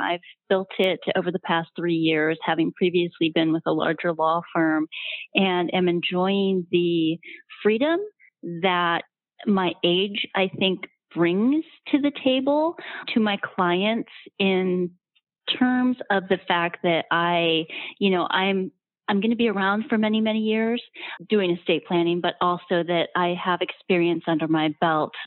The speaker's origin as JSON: {"language": "English", "region": "Ohio", "country": "United States", "tie": "born or raised there", "also_born_or_lived": "Milwaukee / Baltimore / Chicago", "moved": "yes", "lives_now": "Naples, United States", "said": "My background is I grew up in Ohio and uh, been in Milwaukee, been in Baltimore, been in Chicago"}